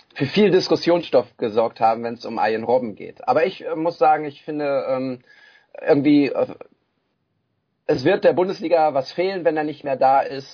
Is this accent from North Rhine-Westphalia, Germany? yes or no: yes; Bochum, North Rhine-Westphalia, Germany; als Bochumer